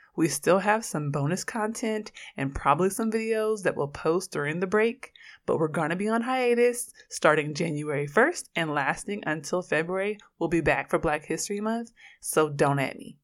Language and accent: English; Oakland, California, United States; I'm from Oakland, and I'm a queer black feminist scholar